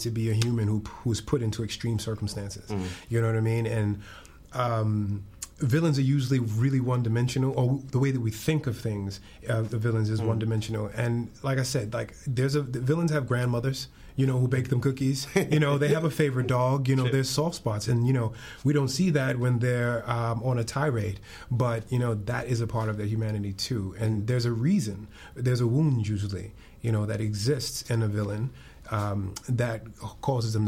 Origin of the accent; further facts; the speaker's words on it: New York City, New York, United States; I am from Harlem